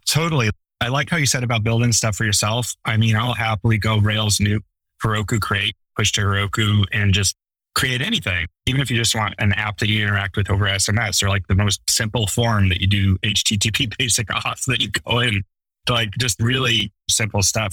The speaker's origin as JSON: {"language": "English", "region": "Western US", "country": "United States", "tie": "born or raised there", "said": "I grew up in the Western US."}